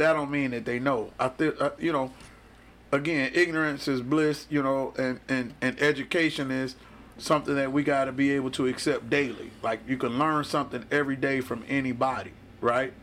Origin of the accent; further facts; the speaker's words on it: Detroit, Michigan, United States; I'm from Detroit, mm. Michigan